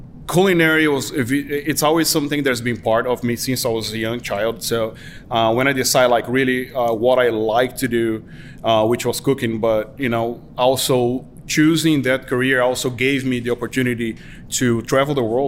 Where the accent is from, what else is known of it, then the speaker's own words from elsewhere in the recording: Brazil; moved away as an adult; I was born and raised in Brazil